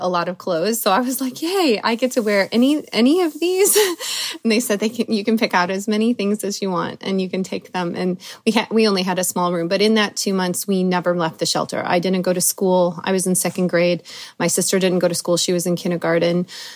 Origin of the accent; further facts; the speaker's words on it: Indiana, United States; also born or lived in Colorado; My mom divorced my father when I was about 4 or 5, and we moved to Indiana from Colorado.